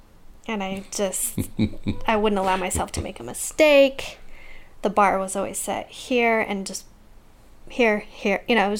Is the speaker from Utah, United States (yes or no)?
yes; Utah, United States; Rose Park.